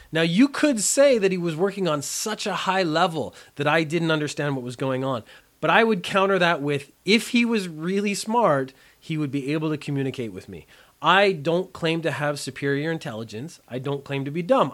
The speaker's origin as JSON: {"language": "English", "country": "Canada", "said": "I am a Canadian"}